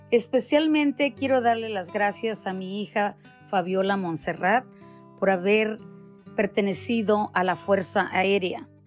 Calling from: New Jersey, United States; de Nueva Jersey.

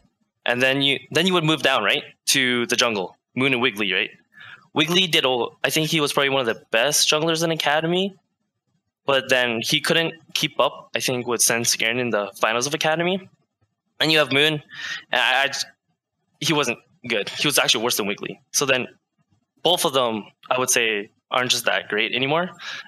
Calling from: Vancouver, British Columbia, Canada; Hi, I'm calling from Vancouver, BC.

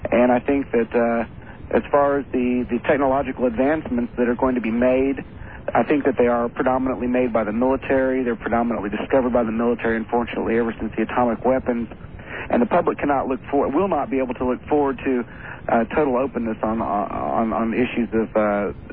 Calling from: Oklahoma City, Oklahoma, United States; I'm calling from Oklahoma City, Oklahoma.

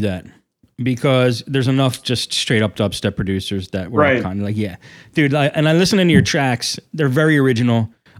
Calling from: Tampa, Florida, United States; I'm calling from Tampa, Florida

